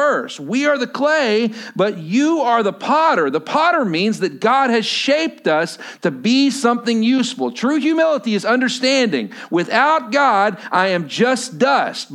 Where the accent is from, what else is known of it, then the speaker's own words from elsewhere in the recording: Lubbock, Texas, United States; moved away as an adult; now in Washington, United States; Lubbock, Texas originally, but now we live here in Washington